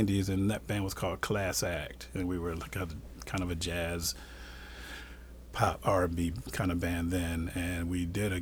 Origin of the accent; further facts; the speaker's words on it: Rochester, Minnesota, United States; we're from Rochester